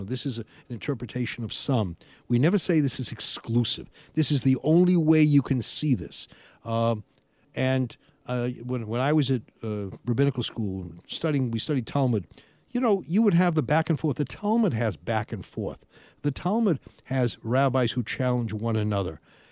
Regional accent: Massachusetts, United States; moved away; I grew up in Massachusetts

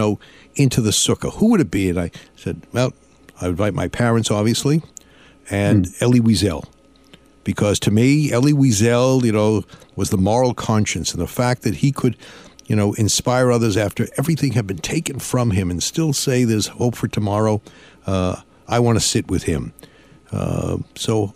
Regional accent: Lynn, Massachusetts, United States; Lynn, Massachusetts

